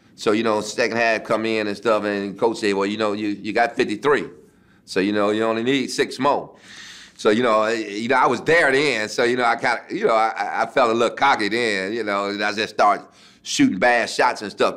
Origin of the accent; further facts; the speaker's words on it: Detroit, Michigan, United States; Detroit, my hometown, at the Cobo. You know, that's where I played my high school uh, championship games